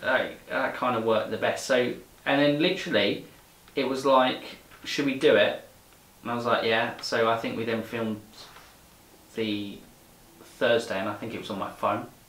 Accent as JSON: {"language": "English", "region": "England", "country": "United Kingdom", "tie": "born or raised there", "said": "growing up in England"}